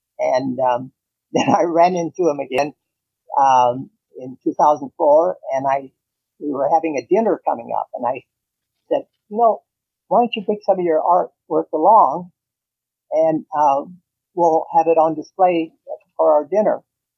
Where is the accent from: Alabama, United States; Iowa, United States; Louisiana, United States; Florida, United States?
Iowa, United States; Eastern; moved away as an adult; also born or lived in California; now in Chicago, United States; I grew up in Eastern Iowa, attended the University of Iowa, undergraduate work